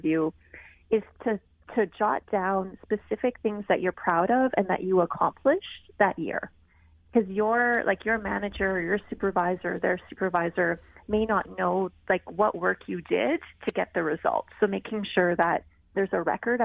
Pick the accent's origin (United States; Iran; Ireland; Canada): Canada; I'm Canadian